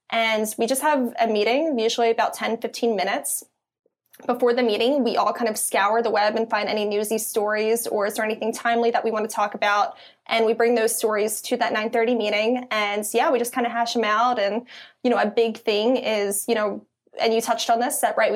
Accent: Philadelphia, Pennsylvania, United States; accent: Philly; it might be my Philly accent.

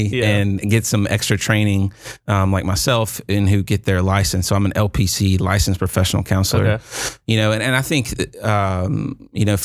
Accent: Fountain Inn, South Carolina, United States; now in Anderson, United States; I'm also from Fountain Inn, South Carolina

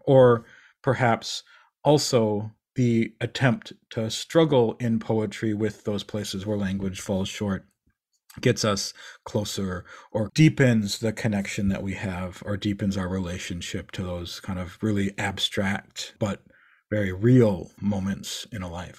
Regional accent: Eau Claire, Wisconsin, United States; I grew up in Eau Claire, Wisconsin.

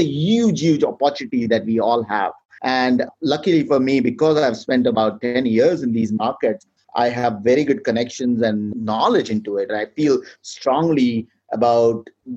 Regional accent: India; moved away; my home country, India

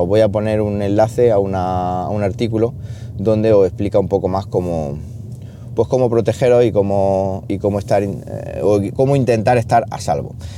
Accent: Siles, Andalusia, Spain; moved away; Siles, que ya sabéis que es mi pueblo y San Roque mi patrón

